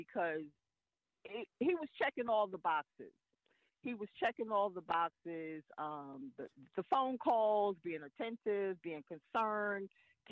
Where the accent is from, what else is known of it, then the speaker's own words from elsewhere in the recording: New York City, New York, United States; moved away; It is my hometown.